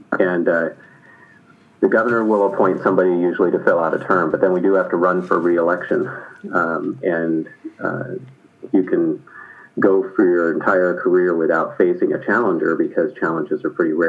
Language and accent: English; San Francisco, California, United States; I was born in San Francisco, and I am a California native.